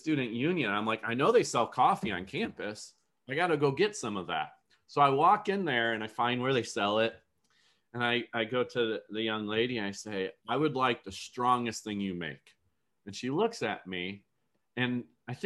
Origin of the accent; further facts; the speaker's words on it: outside of Buffalo, New York, United States; I grew up in outside of Buffalo, New York, so Western New York area